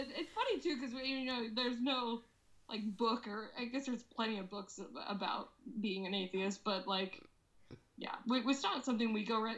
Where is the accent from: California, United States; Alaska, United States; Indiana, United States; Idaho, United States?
Alaska, United States; now in Seattle, United States; people that I grew up with in Alaska